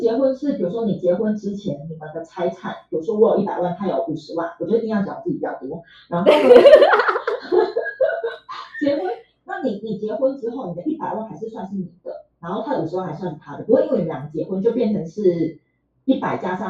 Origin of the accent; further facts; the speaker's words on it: Tainan, Taiwan; 然后因为我是台南人，所以我本来就住家里。